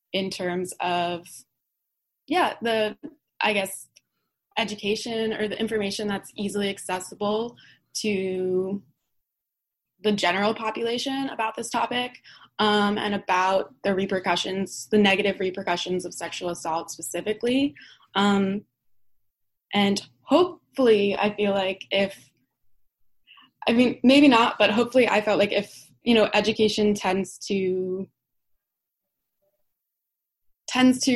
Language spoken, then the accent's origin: English; New Jersey, United States; I'm from Jersey. I grew up in Jersey rather, but I came here last Wednesday